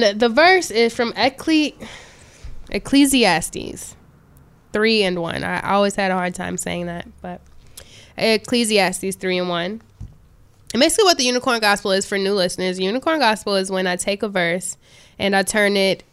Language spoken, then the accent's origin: English; Chicago, Illinois, United States; I'm from Chicago